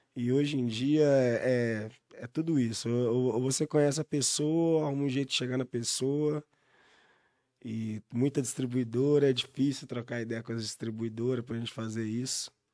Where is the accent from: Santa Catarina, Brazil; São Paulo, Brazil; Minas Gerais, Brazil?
Minas Gerais, Brazil; Belo Horizonte; Ser reconhecido como mineiro que faz rap, um belo horizontino que faz música